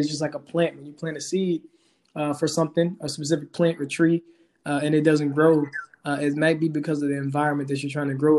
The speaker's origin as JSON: {"language": "English", "town": "Helena", "region": "Arkansas", "country": "United States", "tie": "born or raised there", "also_born_or_lived": "Fayetteville, Arkansas", "moved": "as an adult", "said": "I grew up in Helena, Arkansas, Southeast Arkansas, poor, underrepresented area"}